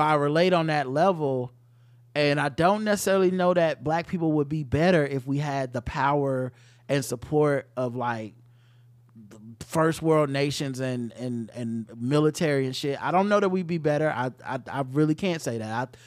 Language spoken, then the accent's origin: English; the South, United States; I'm from the South